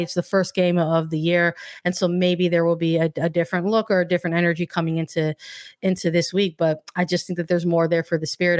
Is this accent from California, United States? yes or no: no; Chicago, Illinois, United States; my hometown